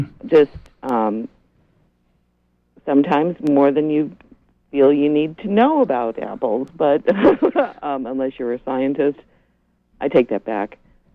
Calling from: Rockland, Maine, United States; I'm calling from Rockland.

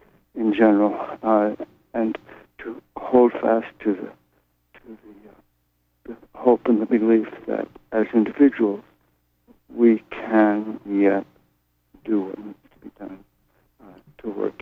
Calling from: Brooklyn, New York, United States; This is …. I'm calling from Brooklyn.

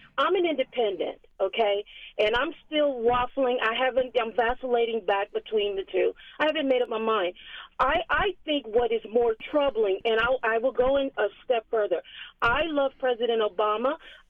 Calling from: Harrisburg, Pennsylvania, United States; I'm calling from Harrisburg

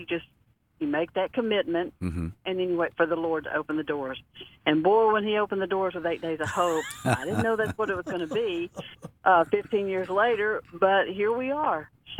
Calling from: Mississippi, United States; today I'm calling in from Mississippi, I spent 30 years in the corporate world working at North Mississippi Medical Clinics.

